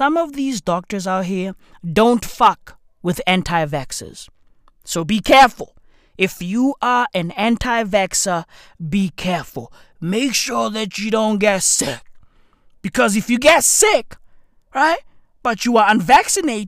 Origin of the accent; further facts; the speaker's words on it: South Africa; I'm South African.